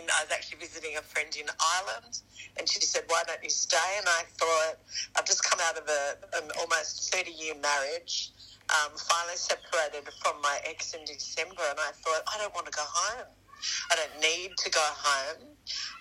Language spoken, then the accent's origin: English; Australia; I'm Australian.